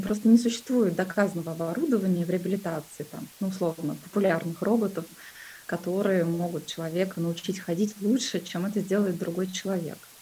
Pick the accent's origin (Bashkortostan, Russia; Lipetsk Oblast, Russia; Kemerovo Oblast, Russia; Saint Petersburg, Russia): Kemerovo Oblast, Russia; Kuzbass; moved away as an adult; now in Moscow, Russia; я сама родилась в Кузбассе, это такой был небольшой, шахтерский город, и, собственно, свою карьеру я начала на шахте